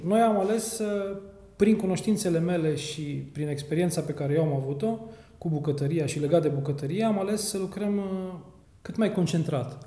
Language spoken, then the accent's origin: Romanian; Reșița, Caraș-Severin County, Romania; moved away as an adult; născut și crescut în Reșița până la 18 ani